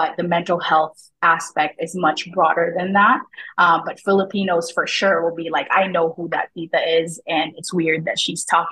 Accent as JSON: {"language": "English", "town": "Glendale", "region": "California", "country": "United States", "also_born_or_lived": "Tondo, Manila, Philippines", "moved": "as an adult", "lives_now": "Canada", "said": "I'm from Glendale, California."}